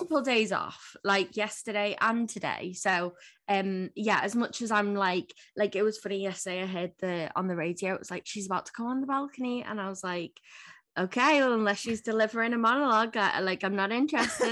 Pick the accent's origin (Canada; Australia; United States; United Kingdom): United Kingdom; Liverpool, North West England